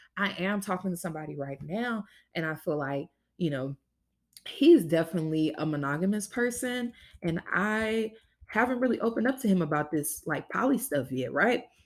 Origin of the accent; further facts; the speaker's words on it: Louisiana, United States; I was born and raised in Louisiana